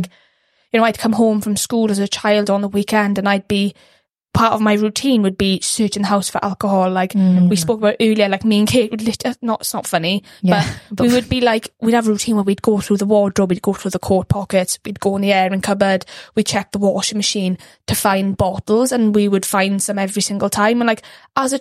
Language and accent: English; Ammanford, Wales, United Kingdom; grew up in Armanford